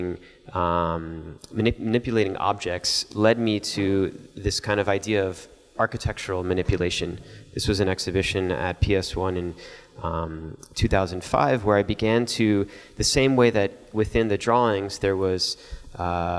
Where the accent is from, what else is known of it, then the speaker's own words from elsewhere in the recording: Miami, Florida, United States; growing up in Miami, not far from where the space shuttles were launched